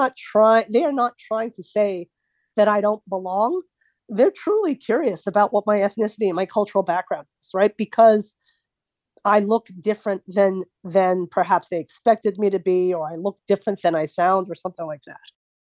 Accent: New Jersey, United States; also born or lived in Dallas / Midwest; Oh, I'm from Dallas. No, where are you really from? No, I'm from New Jersey. Oh, no, where are you really, really from? And I'll say, no, I was born in the Midwest.

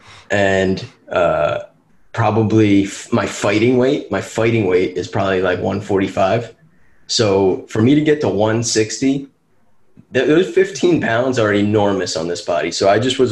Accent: Chester County, Pennsylvania, United States; I was from Chester County, Pennsylvania. We had a team called the Chester County Crawdads

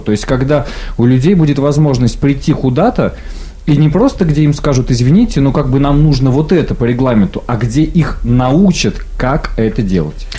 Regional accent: Siberia, Russia; я хоть и коренной сибиряк

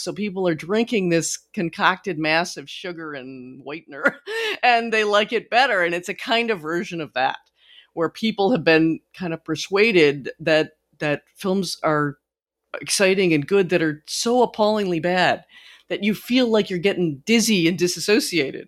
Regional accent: United States; I'm such an American

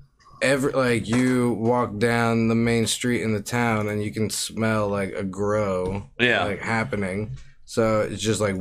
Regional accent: Bushkill, Pennsylvania, United States; And it's got like so much of growing up in Bushkill, because it's got like all this natural

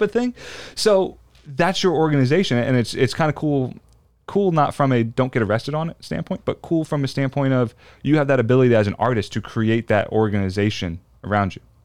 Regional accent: New Jersey, United States; I grew up in South Jersey

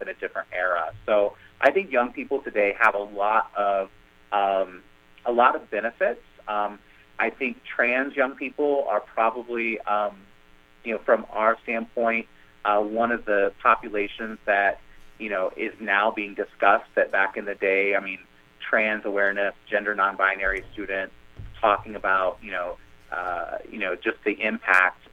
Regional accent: Kansas, United States; moved away; where I grew up in Kansas and you know, in, in rural areas of the country

